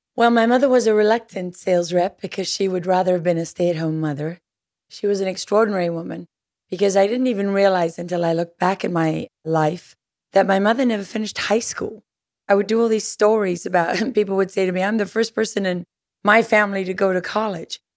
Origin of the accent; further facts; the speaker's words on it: South Africa; moved away; growing up in South Africa